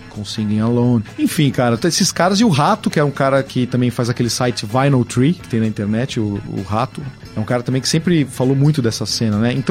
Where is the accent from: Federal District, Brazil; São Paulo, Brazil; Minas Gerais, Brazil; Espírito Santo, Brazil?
São Paulo, Brazil; eu sou do bairro da Pompeia, lá em São Paulo